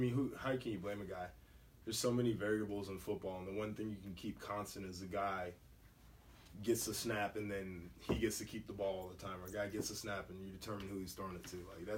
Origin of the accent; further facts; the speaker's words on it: Columbus, Ohio, United States; also born or lived in Nashville, Tennessee; I rep Columbus, my hometown.